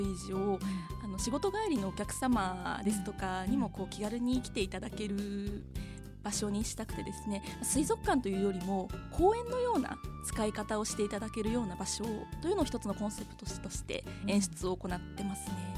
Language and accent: Japanese; Japan; moved away; 私あの山県で育った